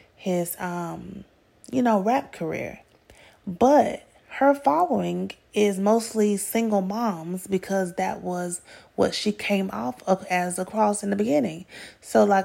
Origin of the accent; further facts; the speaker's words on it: Atlanta, Georgia, United States; I'm from Atlanta